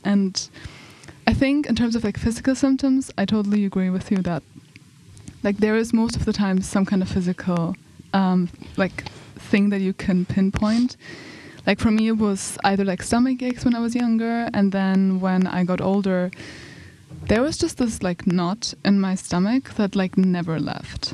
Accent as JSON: {"language": "English", "country": "Germany", "also_born_or_lived": "United Kingdom", "moved": "as an adult", "lives_now": "Umeå, Sweden", "said": "I'm from Germany, but I study in the UK, and now I'm here on Erasmus"}